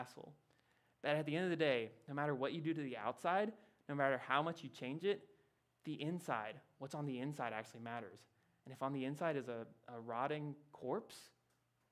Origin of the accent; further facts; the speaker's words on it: Louisiana, United States; I grew up in Louisiana, right? There, we flood a lot